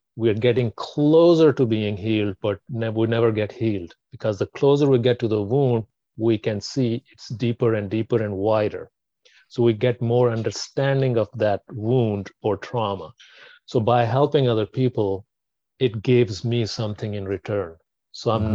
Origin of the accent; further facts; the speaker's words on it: Pakistan; I was born in Pakistan